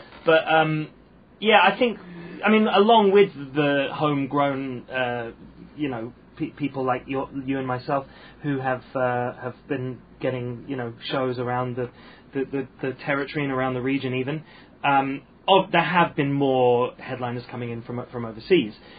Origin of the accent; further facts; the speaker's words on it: United Kingdom; now in Hong Kong; being British and growing up on a British comedy diet